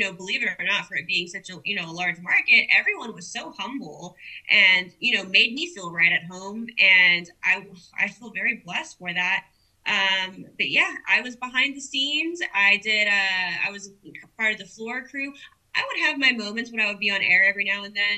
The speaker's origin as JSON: {"language": "English", "town": "Corpus Christi", "region": "Texas", "country": "United States", "tie": "born or raised there", "also_born_or_lived": "San Antonio", "said": "I love my hometown"}